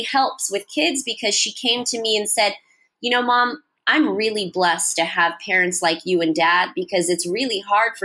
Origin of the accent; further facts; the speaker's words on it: Fremont, California, United States; now in Los Angeles, United States; my hometown, which is Fremont.